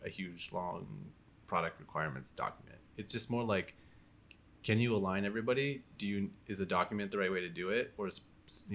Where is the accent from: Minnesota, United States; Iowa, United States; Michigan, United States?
Minnesota, United States; moved away as an adult; also born or lived in East Coast; now in San Francisco, United States; I was born in Minnesota and I was raised there until I was 18.